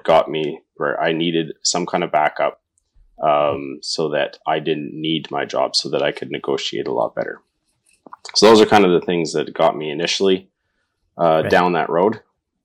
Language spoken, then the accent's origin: English; Northern Alberta, Canada; moved away as an adult; now in Fort St. John, Canada; born and raised in Northern Alberta, so it's not too far from home.